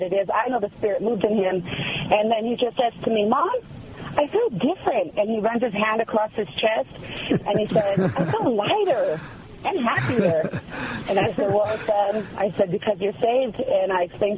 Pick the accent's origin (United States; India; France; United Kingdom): United States; California; moved away as an adult; now in Hondo, United States; I'm from California originally, and we moved out here 3 years ago